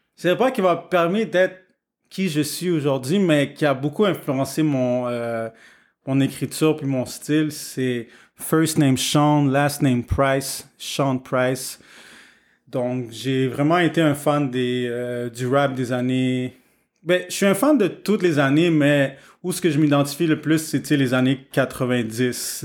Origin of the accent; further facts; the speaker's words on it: Montreal, Quebec, Canada; je suis né à Montréal, donc ici, c'est un gros melting pot